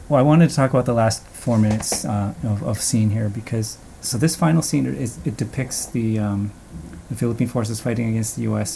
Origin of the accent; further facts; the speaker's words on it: Canada; I have Filipino lineage, and even though I grew up in Canada